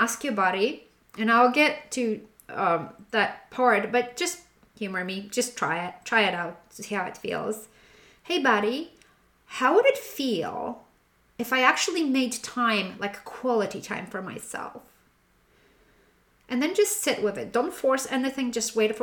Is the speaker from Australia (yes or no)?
no; Poland; moved away; being born and raised in Poland